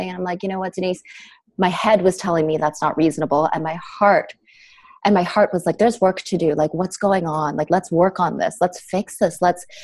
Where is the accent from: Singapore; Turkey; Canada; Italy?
Canada; also born or lived in United States; I ended up, I'm from Canadian. So I ended up leaving my life in the States, which I had lived in for 12 years